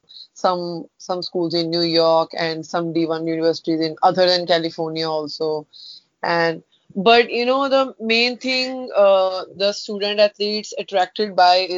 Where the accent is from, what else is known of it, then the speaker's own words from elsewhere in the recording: Punjab, India; moved away as an adult; Yeah, I'm in Punjab. So now I'm staying at my hometown.